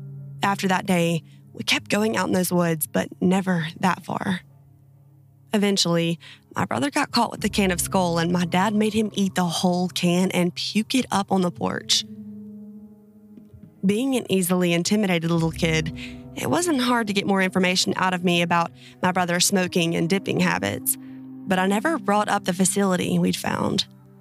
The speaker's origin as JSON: {"language": "English", "country": "Finland", "said": "I'm from Finland, and that's also where these things I'm about to describe to you happened."}